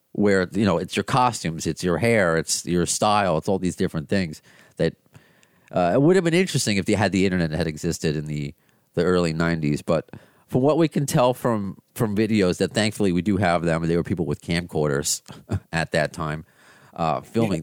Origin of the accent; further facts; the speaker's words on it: United States; I'm an American